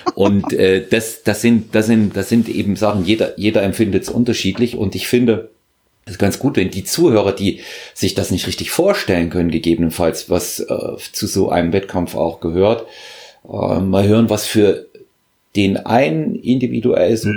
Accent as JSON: {"language": "German", "region": "Thuringia", "country": "Germany", "tie": "born or raised there", "moved": "yes", "said": "ich bin ja in Thüringen geboren, wir sagen dort, äh, da ist die Zündschnur kürzer."}